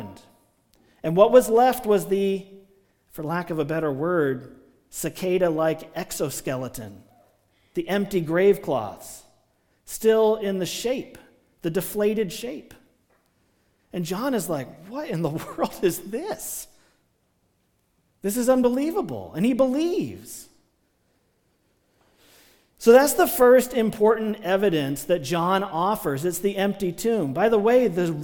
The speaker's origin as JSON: {"language": "English", "region": "Maryland", "country": "United States", "tie": "born or raised there", "moved": "yes", "said": "when I was a kid growing up in Maryland"}